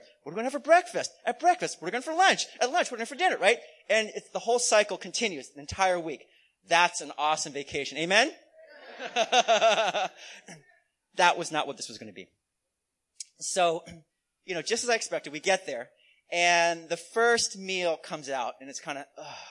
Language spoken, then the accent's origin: English; United States; Well, I'm Chinese American, and in Chinese culture, eating good food is really important.